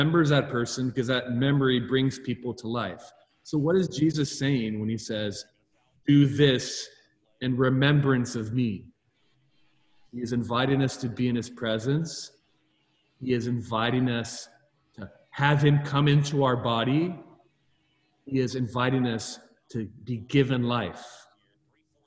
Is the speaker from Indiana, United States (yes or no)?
no; California, United States; I'm Californian